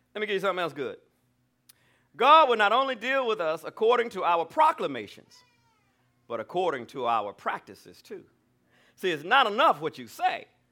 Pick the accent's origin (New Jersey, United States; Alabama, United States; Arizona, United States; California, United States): Alabama, United States; I'm from Alabama. I'm a good old country boy